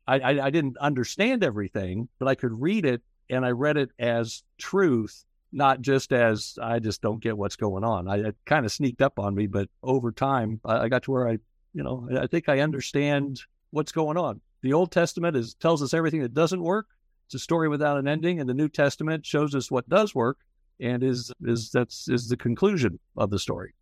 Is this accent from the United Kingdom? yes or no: no; Kokomo, Indiana, United States; also born or lived in Fishers, Indiana; I was an Episcopal altar boy as a kid in my hometown of Kokomo, Indiana